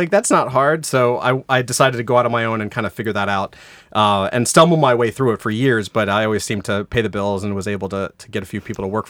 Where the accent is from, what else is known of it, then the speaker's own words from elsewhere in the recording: Jacksonville, Florida, United States; moved away as an adult; North Florida, Jacksonville. So yeah. The school is called Douglas Anderson School of the Arts. And once I graduated that and moved up to Atlanta, I went to art college.